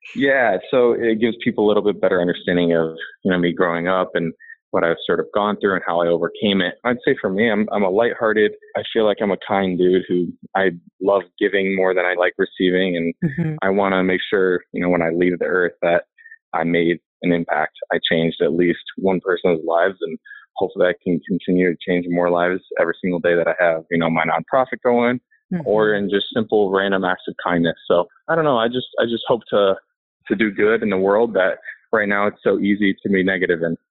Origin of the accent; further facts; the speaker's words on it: Indiana and Illinois, Midwest, United States; I grew up in Indiana and Illinois. So I'm a Midwestern guy.